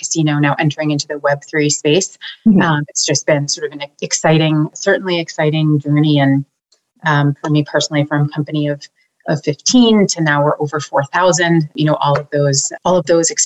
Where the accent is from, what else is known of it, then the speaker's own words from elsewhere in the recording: Boston, Massachusetts, United States; also born or lived in Maine; born and raised here in Boston